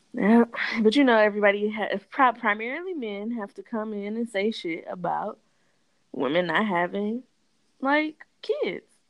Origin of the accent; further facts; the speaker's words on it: Detroit, Michigan, United States; I grew up in Detroit